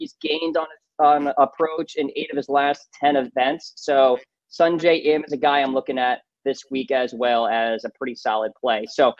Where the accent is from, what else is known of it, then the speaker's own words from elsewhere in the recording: New England, United States; I'm from New England, though.